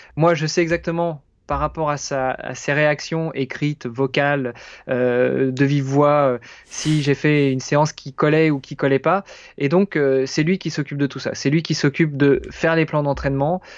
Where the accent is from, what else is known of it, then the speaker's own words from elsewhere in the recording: France; moved away as an adult; now in Luxembourg; français, franco-italien exactement, et je réside au Luxembourg depuis une douzaine d'années